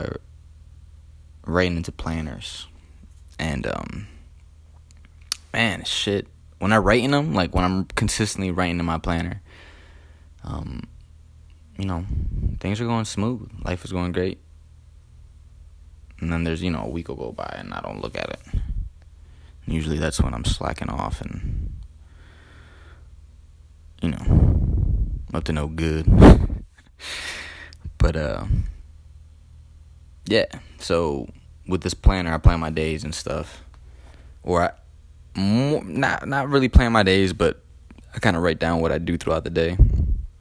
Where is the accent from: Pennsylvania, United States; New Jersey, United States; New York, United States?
New Jersey, United States; Elizabeth; I grew up in Elizabeth, New Jersey, on Richmond Street